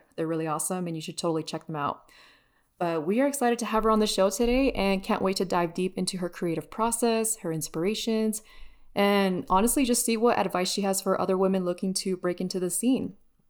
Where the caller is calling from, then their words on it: Denver, Colorado, United States; Denver, base capital.